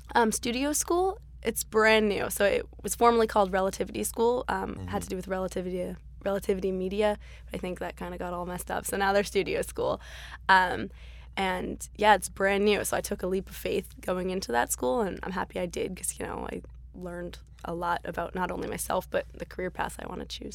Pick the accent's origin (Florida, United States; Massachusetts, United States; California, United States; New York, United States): Massachusetts, United States; Beverly; moved away as an adult; now in Glendale, United States; right outside Boston, Massachusetts. It's actually called Beverly